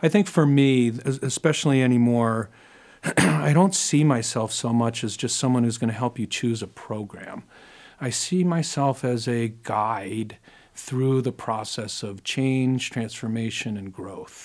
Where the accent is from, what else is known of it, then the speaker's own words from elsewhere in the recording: New York City, New York, United States; I grew up in New York City